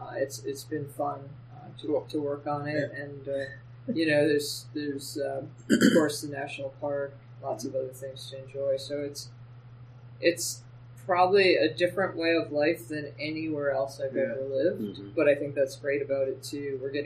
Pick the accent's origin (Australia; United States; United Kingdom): United States; Pennsylvania; also born or lived in Rhode Island / Connecticut; I grew up in a number of places. I moved from Pennsylvania to Rhode Island to Connecticut.